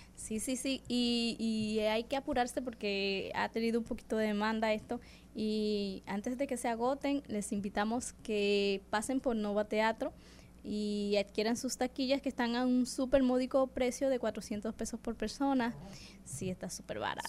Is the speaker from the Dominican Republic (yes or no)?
yes; Dominican Republic; soy dominicana